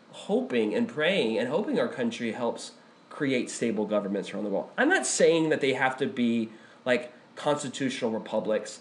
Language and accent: English; United States